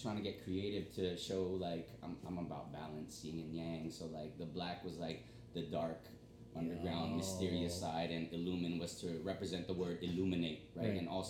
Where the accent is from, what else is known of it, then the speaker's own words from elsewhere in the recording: San Jose, California, United States; moved away as an adult; now in Philippines; Born and raised in San Jose, California. Moved out to the Philippines 3 years ago.